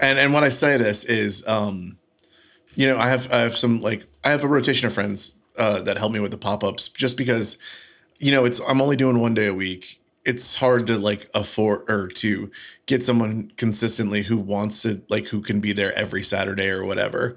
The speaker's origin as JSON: {"language": "English", "region": "the South", "country": "United States", "said": "I'm from the South. I'm going to pronounce every every uh, every vowel as hard"}